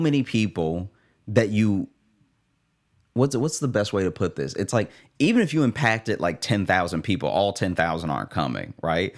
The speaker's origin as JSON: {"language": "English", "region": "Louisiana", "country": "United States", "tie": "born or raised there", "also_born_or_lived": "Chicago", "moved": "yes", "lives_now": "New York, United States", "said": "a Louisiana funeral, which is then, like, who's gonna, who's gonna fly to my hometown"}